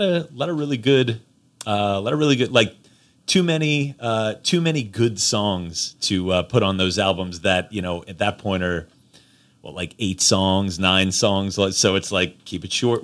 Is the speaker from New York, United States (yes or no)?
yes; New York, United States; moved away as an adult; I grew up in New York. I only got here, uh, when I was twenty-three, twenty-four